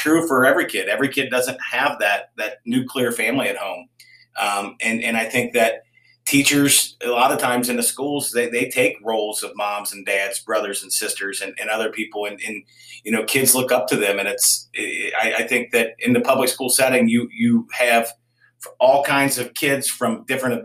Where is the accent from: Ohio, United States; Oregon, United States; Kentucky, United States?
Kentucky, United States; Campbell County; I grew up on Poplar Ridge, which is about a mile and a half from Campbell County Middle School